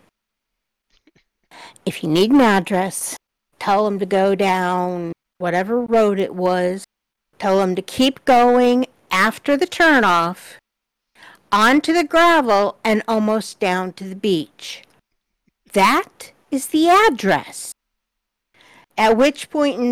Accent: Chicago, Illinois, United States; now in Alaska, United States; Me being from Chicago area and I'm up here in Alaska

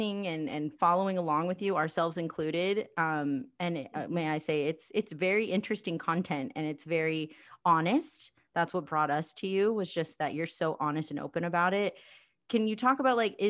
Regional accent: Las Vegas, Nevada, United States; being born and raised in Vegas

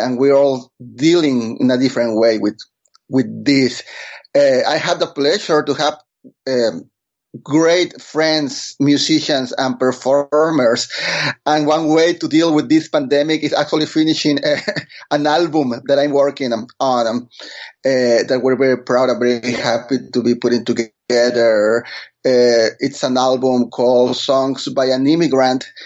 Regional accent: Monterrey, Nuevo León, Mexico; first language Spanish; English is a second language; moved away as an adult; now in New York City, United States; I am from Monterrey, Mexico, born and raised

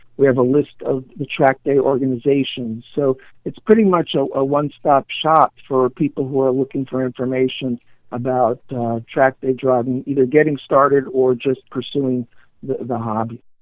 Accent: New York City, New York, United States; born and raised in New York, New York, a child of the 60s and 70s

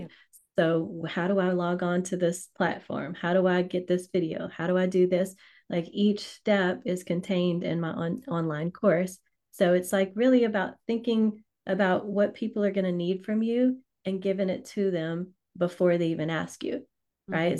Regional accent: Louisiana, United States; I'm from Louisiana, so I say right.

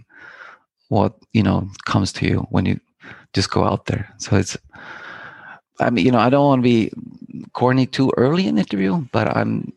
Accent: Iceland; I am from Iceland. Born and raised in Iceland, and I started I grew up in the countryside of Iceland

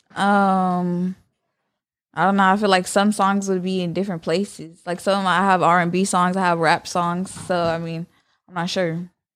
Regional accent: San Jose, California, United States; I'm from San Jose, California.

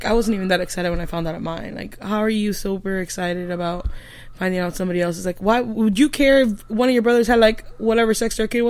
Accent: Miami, Florida, United States; now in Southern Alabama, United States; I'm in my early 30s. Yeah. I'm from Miami, Florida. Originally. Forcefully brought to Southern Alabama.

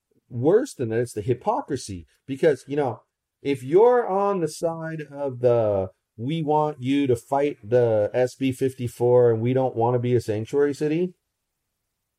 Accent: United States; I'm proud that I'm an American

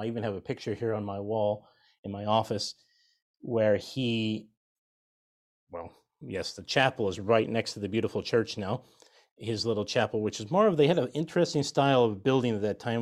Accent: United States; also born or lived in Washington / Idaho; I grew up in Washington State and Idaho

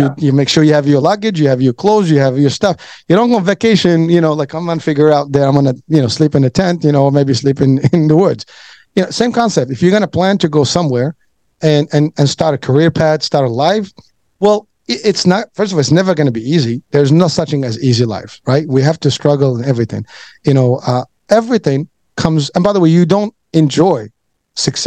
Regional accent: Morocco; now in United States; I'm from Morocco

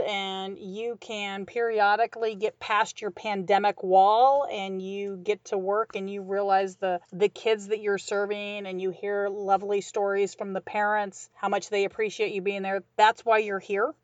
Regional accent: Midwest, United States; I grew up in the Midwest

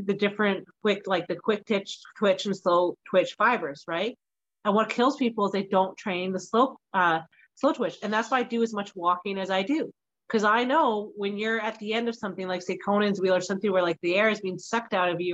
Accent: Scotland, United Kingdom; I'm Scottish

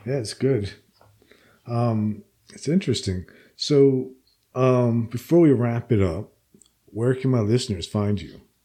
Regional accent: Princeton, New Jersey, United States; moved away; I'm from uh, central Jersey originally

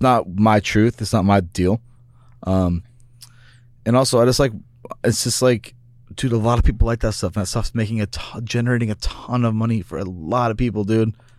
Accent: Kansas City, Missouri, United States; moved away; also born or lived in Venice Beach, California; I grew up in Kansas City

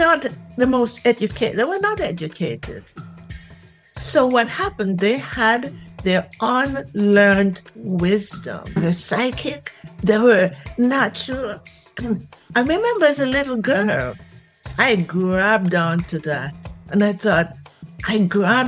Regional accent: Jamaica; moved away; Jamaica. In Jamaica.

